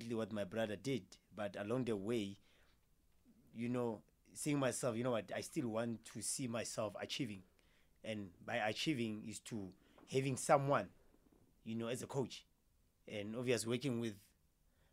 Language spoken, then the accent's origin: English; Potchefstroom, North West, South Africa; moved away as an adult; now in Pretoria, South Africa; I'm from Potchefstroom, Northwest, and I moved to Pretoria in 2018.